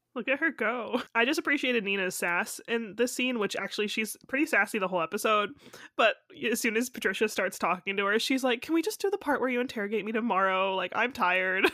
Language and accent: English; United States; I am also from America